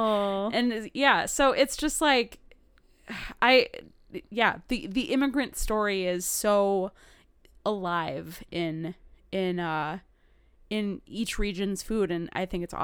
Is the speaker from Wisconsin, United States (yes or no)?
yes; Wisconsin, United States; born there; And when we moved to Wisconsin, when he moved to Wisconsin, rather, I was born in Wisconsin.